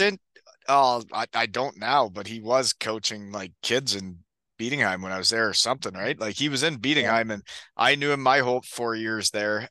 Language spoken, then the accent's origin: English; 15 minutes from Kitchener, Ontario, Canada; 15 minutes from my hometown